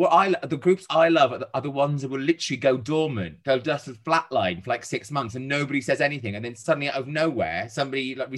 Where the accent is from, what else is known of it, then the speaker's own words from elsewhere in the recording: Wales, United Kingdom; I'm Welsh. But I'm a rare breed of Welsh person that supports England when Wales aren't in the equation.